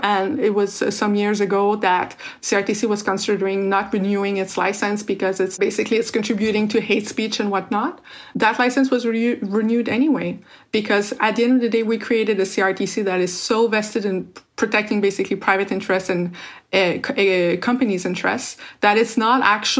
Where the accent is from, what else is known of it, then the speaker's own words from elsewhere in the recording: Quebec City, Quebec, Canada; I grew up in Quebec City